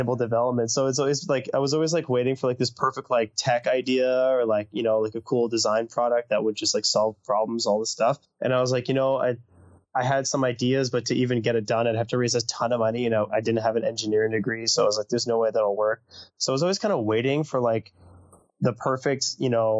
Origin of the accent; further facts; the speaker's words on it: North Vancouver, British Columbia, Canada; also born or lived in Bordeaux, France; I grew up in North Vancouver